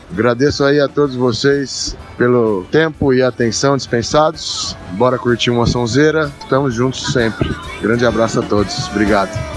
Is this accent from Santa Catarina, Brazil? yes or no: no; Ribeirão Preto, São Paulo, Brazil; sou de Ribeirão Preto